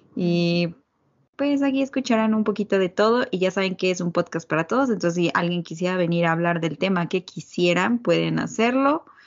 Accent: Mexico; moved away; also born or lived in Egypt / Colombia / Canada; soy mexicana completamente, sí. Vivo en México

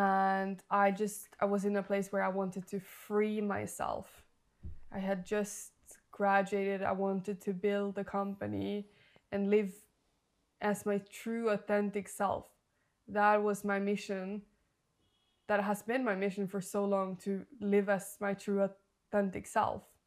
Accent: Norway; moved away; I'm from Norway.

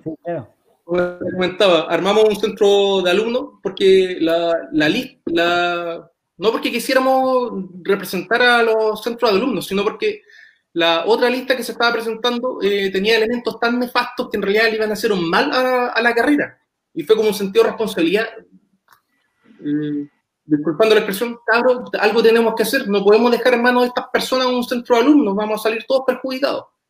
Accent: Los Ángeles, Biobío, Chile; moved away as an adult; now in Valdivia, Chile; Soy natural de Los Ángeles, vine a estudiar acá a Valdivia cuando todavía era región de los lagos

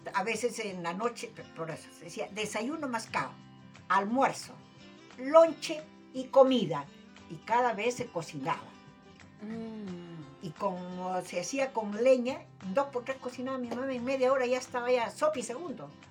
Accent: Tacna, Peru; nacida en la calle Deustoa, vecina de la Plaza de Armas

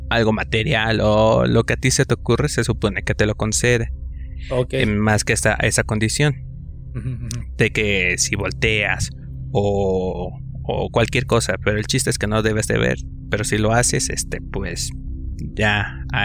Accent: Cautepec, Hidalgo, Mexico; de donde yo soy, que es del municipio de Cautepec, del estado de Hidalgo, hay diversos este, colonias que están algo dispersas.

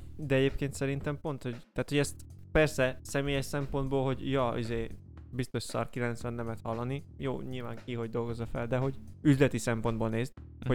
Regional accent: Somogy, Hungary; Somogyi vagyok

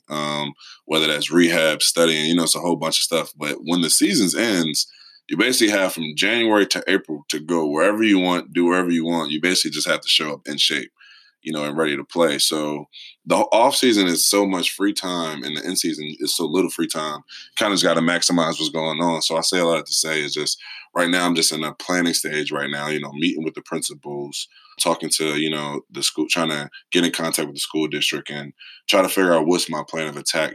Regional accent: Philadelphia, Pennsylvania, United States; I'm from Philly. I mean, raised in North Philly, like 23rd and Sedgley

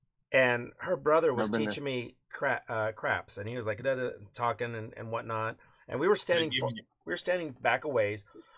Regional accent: Hawaii, United States; Does your dad know how to surf? I'm Hawaiian. Dude, of course, I don't know how to surf.

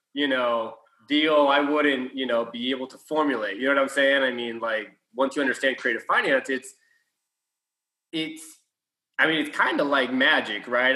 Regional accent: Houston, Texas, United States; We're from Houston

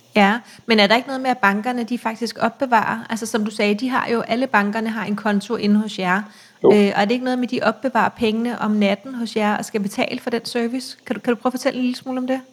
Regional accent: Copenhagen, Capital Region of Denmark, Denmark; jeg er fra København, øh, og jeg har cyklet meget i København hele mit liv

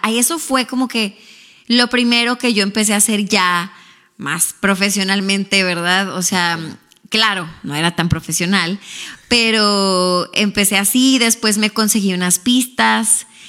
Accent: Ciudad Juárez, Chihuahua, Mexico; accent: Mexican; moved away as an adult; now in Houston, United States; yo soy mexicana, para empezar por ahí. Quizá pues ya cuando me escuchan hablar se me nota el acento de México

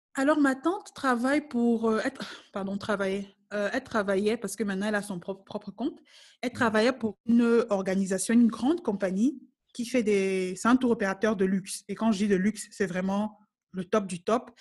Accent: Cameroon; moved away as an adult; now in South Africa; c'est le pays où je suis née, c'est là où j'ai grandi

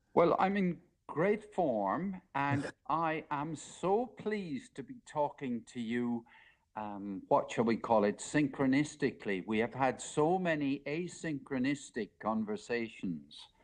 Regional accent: Ireland; also born or lived in United Kingdom; now in Cork, Ireland; I'm, speaking from Cork in Ireland. I was born in Ireland, but I lived 30 years of my life in the UK

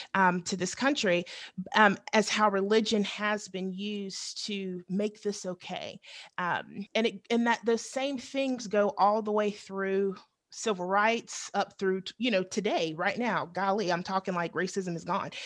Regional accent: the South, United States; growing up in the South

